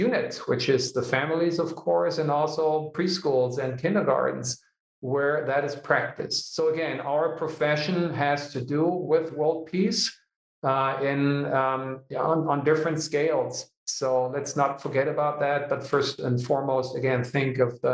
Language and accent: English; Hanover, Lower Saxony, Germany; it's my hometown